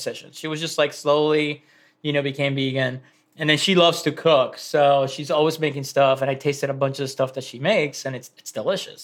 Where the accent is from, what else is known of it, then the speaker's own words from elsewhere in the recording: Venezuela; now in United States; my dad had a ranch in Venezuela where I grew up.